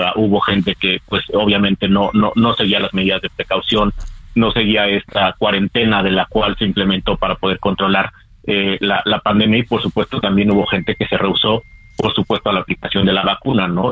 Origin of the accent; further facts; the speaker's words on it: Mexico; como sociedad mexicana